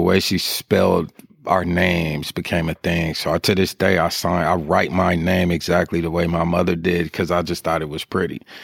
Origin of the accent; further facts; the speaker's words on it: Sacramento, California, United States; I'm a Sacramento baby from birth. I was born at Methodist Hospital.